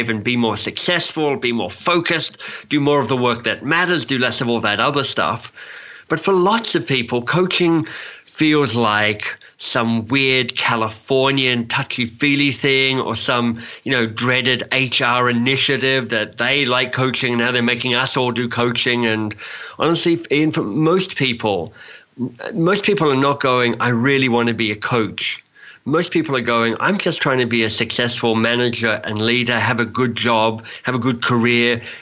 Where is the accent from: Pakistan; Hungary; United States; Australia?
Australia; accent: Australian; also born or lived in England; now in Canada; I mean, I'm an Australian, so I've got an Australian accent, and I lived in England for a while, so I've got a kind of English accent, and I now live in Canada, so I've kind of got a Canadian accent.